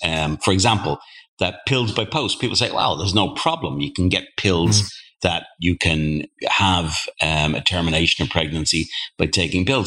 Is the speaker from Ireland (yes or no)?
yes; Ireland; I'm from Ireland